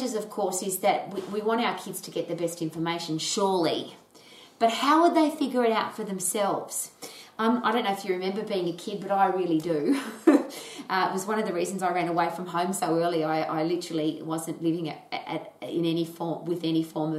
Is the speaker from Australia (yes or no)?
yes; Australia; I was brought up in Australia